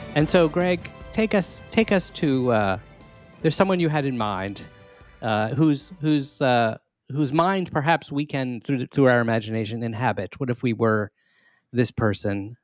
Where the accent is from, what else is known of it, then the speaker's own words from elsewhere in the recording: Maryland, United States; we are both from Maryland